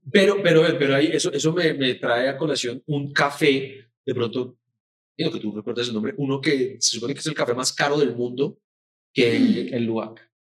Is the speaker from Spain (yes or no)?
no; Cali, Valle del Cauca, Colombia; moved away; also born or lived in United States; De Cali.